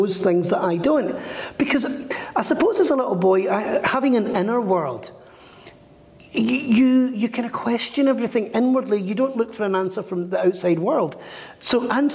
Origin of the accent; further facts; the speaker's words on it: Glasgow, Scotland, United Kingdom; Growing up in Glasgow